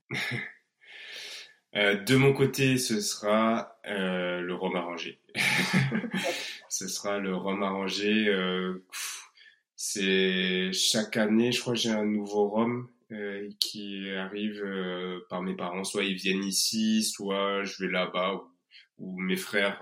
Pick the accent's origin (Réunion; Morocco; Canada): Réunion; moved away; on ne serait pas des Réunionnais dignes de ce nom